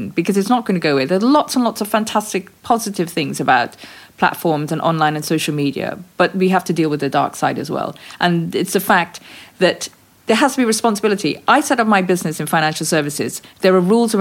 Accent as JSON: {"language": "English", "country": "Guyana", "tie": "born or raised there", "said": "When we were growing up in British Guiana"}